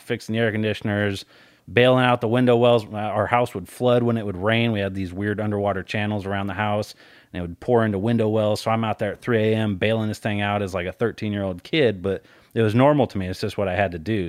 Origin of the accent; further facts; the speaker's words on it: Colorado, United States; I grew up in Colorado.